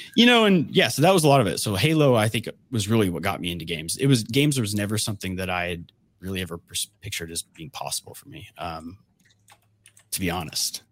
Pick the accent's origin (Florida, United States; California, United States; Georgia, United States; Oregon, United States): Georgia, United States; I grew up in Georgia